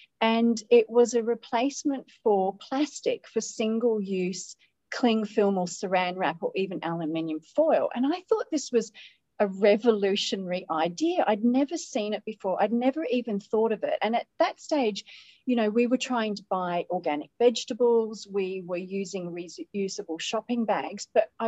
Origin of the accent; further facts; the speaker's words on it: Australia; accent: Australian; now in Middle East; I'm an Australian living in the Middle East. I've had lots and lots of years out of my home country, which could explain maybe not a really strong Aussie accent.